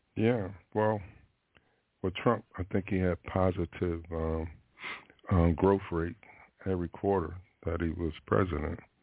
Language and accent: English; Philadelphia, Pennsylvania, United States; now in Florida, United States; being from Philadelphia